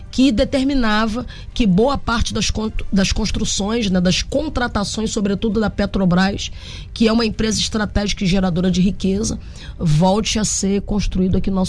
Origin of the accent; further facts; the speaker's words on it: Niterói, Rio de Janeiro, Brazil; um estaleiro referência da indústria naval nesse país, lá na minha cidade, em Niterói